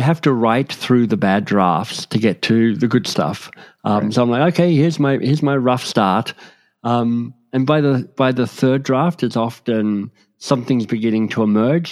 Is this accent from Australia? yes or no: yes; Australia; moved away as an adult; also born or lived in Oxford, England / London, England / Boston, United States; now in Toronto, Canada; I grew up in Australia and was pretty happy there. But, um, in my mid 20s won a scholarship that took me to England